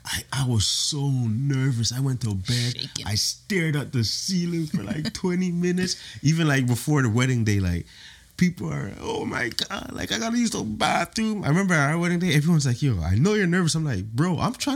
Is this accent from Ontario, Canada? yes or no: yes; Toronto, Ontario, Canada; I'm from Toronto